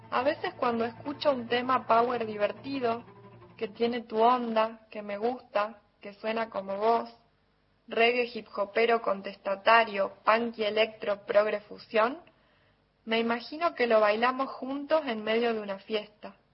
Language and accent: Spanish; Jujuy, Argentina; de Jujuy.